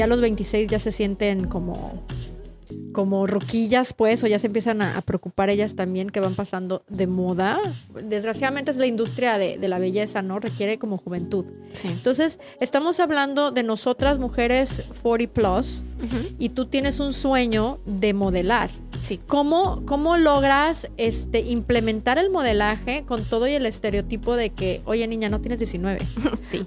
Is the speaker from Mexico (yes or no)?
yes; Mexico; lo que vivimos como mexicanas